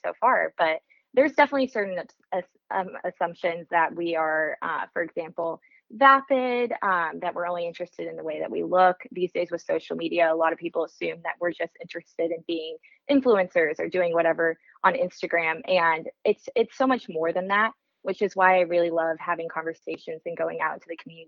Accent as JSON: {"language": "English", "town": "Frisco", "region": "Texas", "country": "United States", "tie": "born or raised there", "said": "I grew up in Frisco, Texas"}